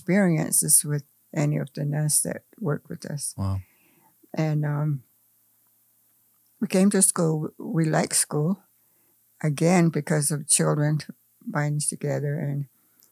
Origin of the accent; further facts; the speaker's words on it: Arizona, United States; English is a second language; I was born here. I wasn't born in no hospital, that's for sure. I was born in Marsh, and that was the time of the cultivation for our farms